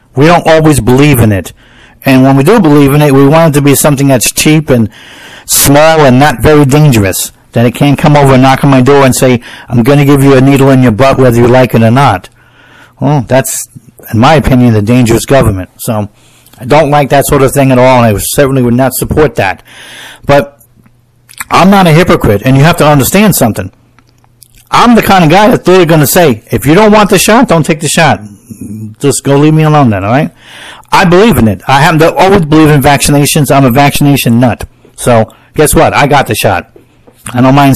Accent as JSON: {"language": "English", "country": "United States", "said": "I'm an American"}